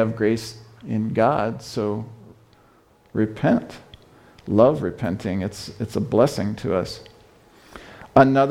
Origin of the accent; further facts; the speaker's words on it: Fort Wayne, Indiana, United States; also born or lived in China; I'm from Fort Wayne, Indiana